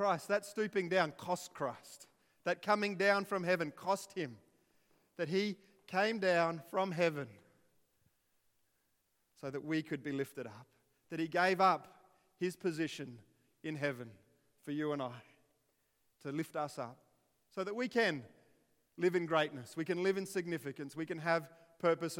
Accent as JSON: {"language": "English", "town": "Ernabella", "region": "South Australia", "country": "Australia", "tie": "born or raised there", "also_born_or_lived": "Alice Springs", "said": "I was born in Alice Springs, in the middle of nowhere. And to make it worse, when I was born there, 2 weeks later, we moved to a place called Ernabella, which really is the sticks of the sticks. And I grew up there until I was 12."}